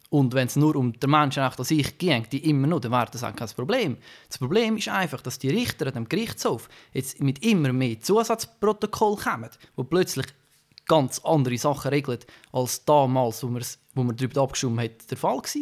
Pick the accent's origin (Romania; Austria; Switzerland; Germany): Switzerland; wir, wir in der Schweiz, als Schweizer Staatsbürger, wir haben sehr viele politische Mitwirkungsmöglichkeiten.